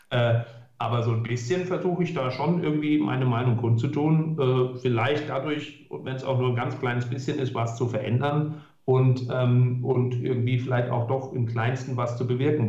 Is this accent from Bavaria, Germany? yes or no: no; Hesse, Germany; bei uns in Hessen